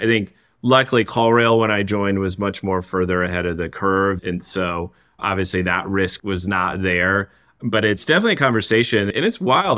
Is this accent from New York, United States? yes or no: no; Saginaw, Michigan, United States; I grew up in Saginaw, Michigan